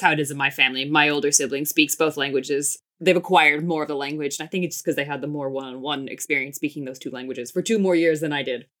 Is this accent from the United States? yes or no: yes; United States; I grew up in the States. My mom's from Finland. My dad's from Israel.